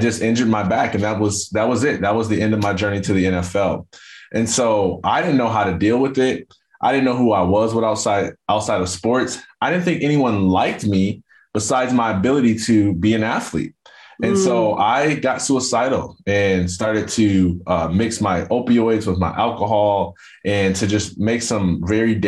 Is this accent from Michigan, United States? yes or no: yes; Jackson, Michigan, United States; I grew up in a town called Jackson, Michigan